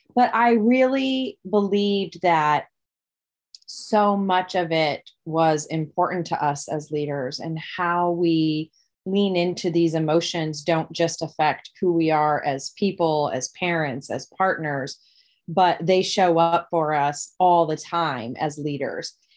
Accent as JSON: {"language": "English", "town": "Dubuque", "region": "Iowa", "country": "United States", "tie": "born or raised there", "said": "my hometown, Dubuque, Iowa"}